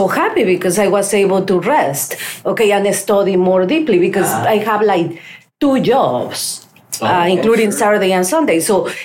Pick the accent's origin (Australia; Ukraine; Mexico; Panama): Mexico; English is a second language; moved away as an adult; now in United States; I was able to sell everything in my country.